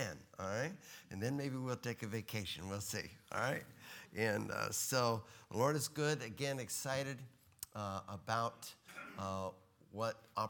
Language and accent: English; Texas, United States